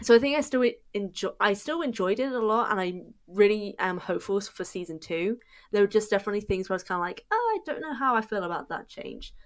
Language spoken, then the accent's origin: English; United Kingdom; I'm British